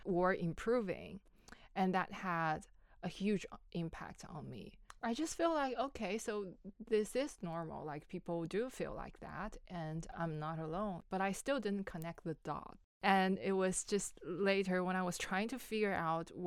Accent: China; moved away as an adult; now in Melbourne, Australia; I come from China. I've been in Australia for a little bit more than 3 years

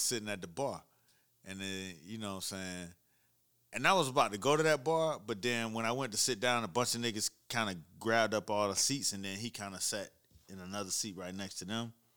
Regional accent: Miami, Florida, United States; I'm from Miami.

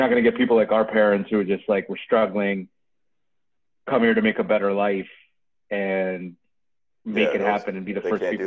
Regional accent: New York, United States; I'm from New York

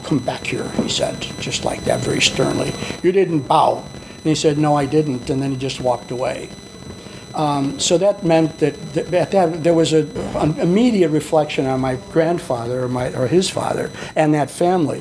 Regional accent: Chicago, Illinois, United States; I was born and raised in Chicago, and I'm a Southside Swede

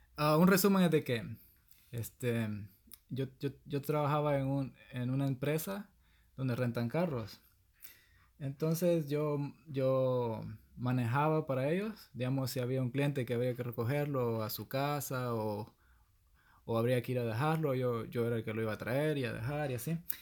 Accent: El Salvador; soy del Salvador

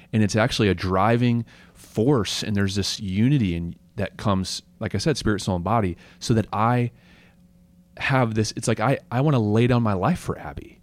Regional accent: United States; as Christians and as really as, as a American culture

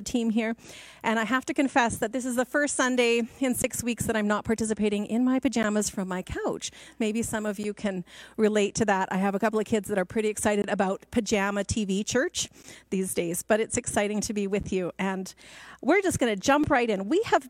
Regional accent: Guatemala; And many of you know that I grew up in Guatemala. My parents had moved there to work with training leaders in churches.

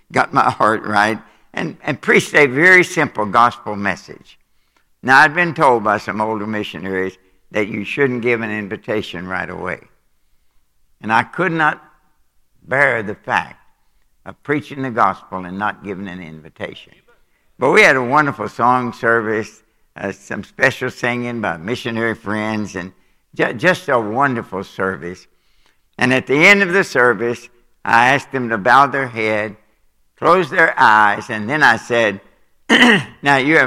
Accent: Kentucky, United States; moved away as an adult; also born or lived in Japan; I'm from Kentucky. We have a hard time with English

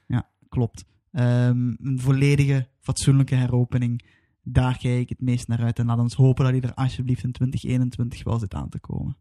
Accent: Belgium; wij als Belgen, of ik als Belg

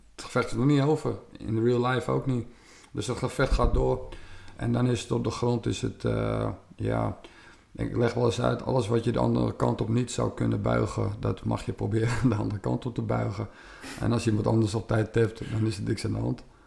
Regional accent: West Friesland, North Holland, Netherlands; Ik kom uit Noord-Holland, West-Friesland

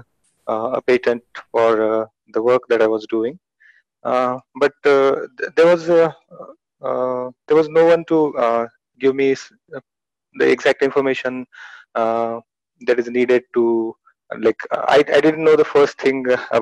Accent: Pune, Maharashtra, India; also born or lived in Delhi; I'm from Pune, basically, Maharashtra.

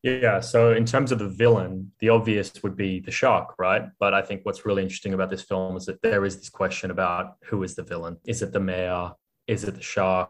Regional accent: Australia; as an Australian and as an Australian who used to live by the beach

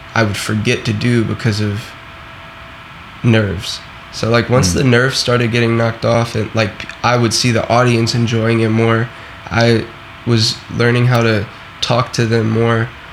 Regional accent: the South, United States; I am from the South, so Florida and you know Louisiana and all of that stuff.

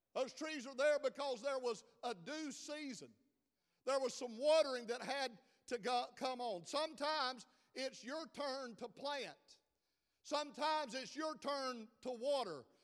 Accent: South Georgia, United States; I'm from South Georgia, due, do, and do all sound like

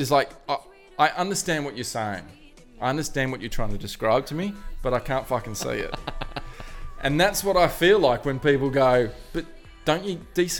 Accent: New South Wales, Australia; born there; So that's why, and the fact that I was born on the Northern Beaches.

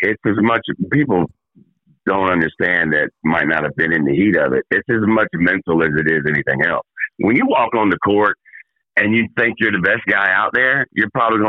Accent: Richmond, Virginia, United States; I grew up in Richmond.

